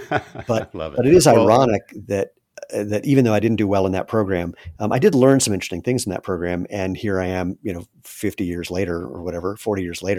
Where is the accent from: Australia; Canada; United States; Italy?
United States; Maryland; So for Duke, I grew up in Maryland, and my criteria for schools was pretty simple.